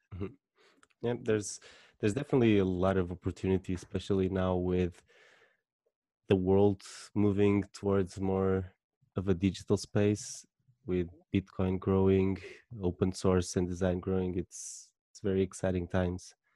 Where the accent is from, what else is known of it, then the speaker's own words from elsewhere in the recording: Portugal; I'm from Portugal